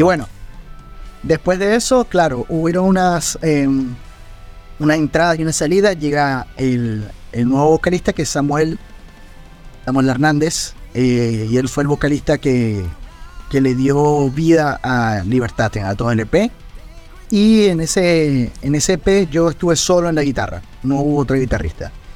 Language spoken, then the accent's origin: Spanish; Venezuela; mi sangre y de mi tierra